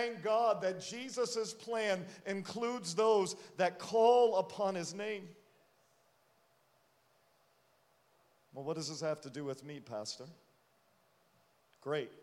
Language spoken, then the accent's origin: English; Rhode Island, United States; now in Connecticut, United States; I grew up in Rhode Island